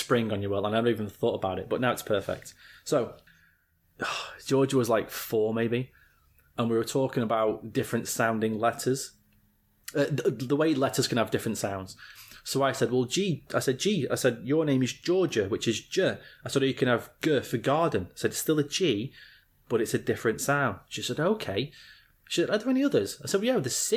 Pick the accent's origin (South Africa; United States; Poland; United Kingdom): United Kingdom; England; As an Englishman